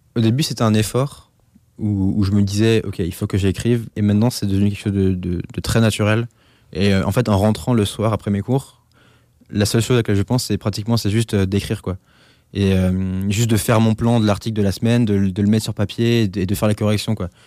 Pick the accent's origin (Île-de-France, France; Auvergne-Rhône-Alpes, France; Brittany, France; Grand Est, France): Grand Est, France; Alsace; moved away; Chez moi, en Alsace